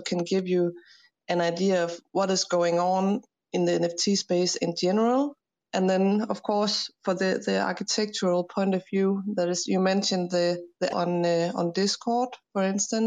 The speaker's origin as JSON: {"language": "English", "country": "Denmark", "said": "I'm an architect from Denmark"}